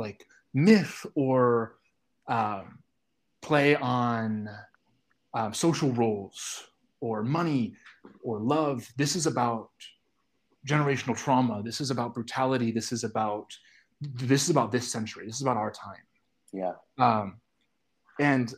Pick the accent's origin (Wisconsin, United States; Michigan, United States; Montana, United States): Michigan, United States; Detroit; I was very lucky growing up in Detroit to have sort of phenomenal access to opera